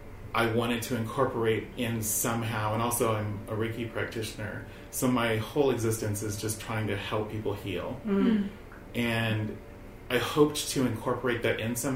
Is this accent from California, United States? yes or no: yes; California, United States; I'm mostly from California. I have lived in multiple states, but mostly California.